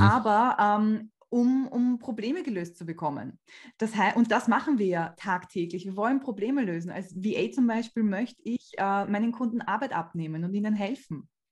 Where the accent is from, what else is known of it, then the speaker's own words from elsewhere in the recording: Austria; bei uns in Österreich